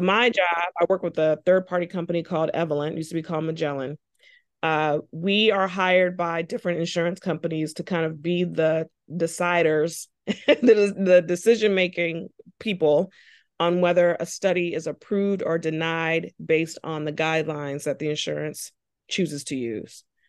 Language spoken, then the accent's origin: English; Charleston, South Carolina, United States; moved away as an adult; now in North Carolina, United States; I'm originally from Charleston, South Carolina. Came to North Carolina for college